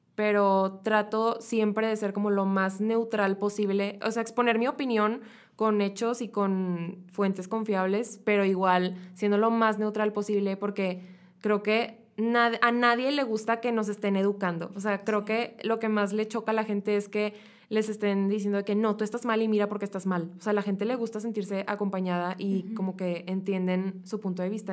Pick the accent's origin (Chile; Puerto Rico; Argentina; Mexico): Mexico; nosotros como mexicanos